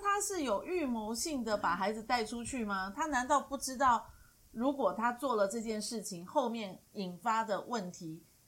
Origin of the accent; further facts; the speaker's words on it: Taiwan; 我们台湾人总是要把自己的孩子拿回来